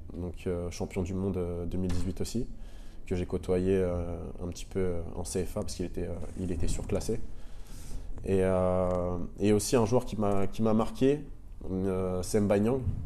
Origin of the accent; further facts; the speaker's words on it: Le Havre, Normandy, France; also born or lived in Caen; on est à Cocry et on est vraiment dans le quartier où j'ai grandi